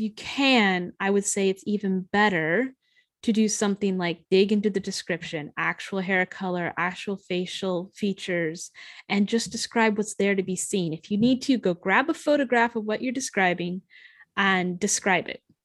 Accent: United States; as an American

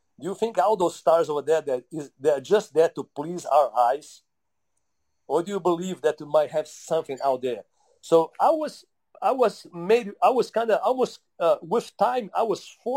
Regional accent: Brazil; moved away; also born or lived in Utah; growing up in Brazil

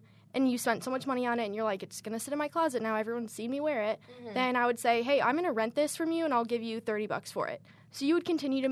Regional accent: Chicago, Illinois, United States; moved away as an adult; now in Kentucky, United States; I'm from Chicago, so it was really easy. I lived at home

